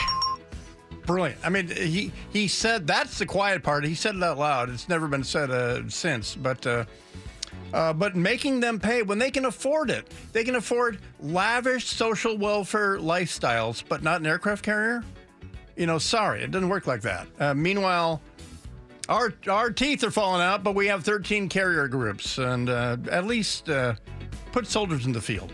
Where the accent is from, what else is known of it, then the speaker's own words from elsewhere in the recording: United States; you get frustrated as an American